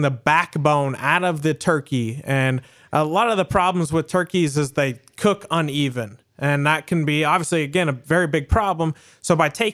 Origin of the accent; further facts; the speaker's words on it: the South, Southern Indiana, United States; moved away; also born or lived in Southern United States; I grew up in Southern Indiana, but I also grew up more in the South as well